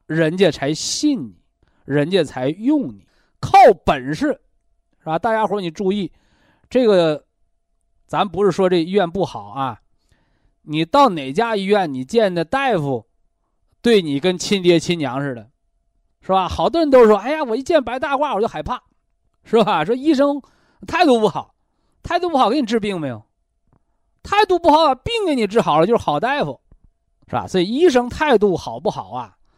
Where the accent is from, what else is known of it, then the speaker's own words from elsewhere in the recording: China; 我们中国人